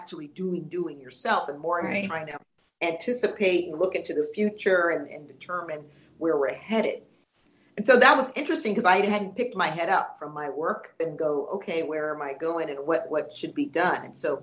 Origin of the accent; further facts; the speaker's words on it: New York City, New York, United States; moved away; also born or lived in Orlando; I grew up in New York City